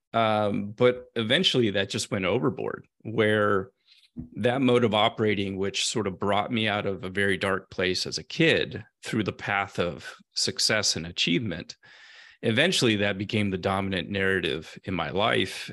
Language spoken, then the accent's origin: English; Central California, United States; moved away as an adult; I grew up in Central California on a small family farm in a blue-collar community